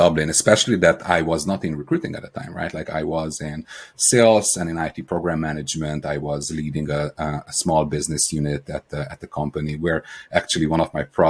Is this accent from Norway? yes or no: no; Romania; accent: Eastern European; also born or lived in Hungary / Ireland; now in Seattle, United States; I'm the odd accent that you hear is Eastern European. I was born in Romania